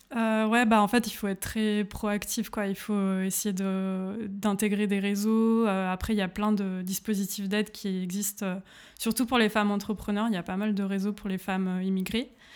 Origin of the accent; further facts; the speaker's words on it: Grenoble, Auvergne-Rhône-Alpes, France; moved away as an adult; now in Berlin, Germany; je viens de Grenoble en France